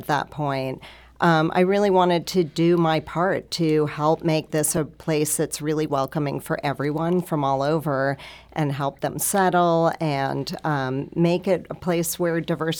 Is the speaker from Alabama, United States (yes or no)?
no; New York, United States; also born or lived in California / Toronto; now in St. Louis, United States; So I was not raised in St. Louis. I was raised in New York and California, and I've lived in different countries all over the world.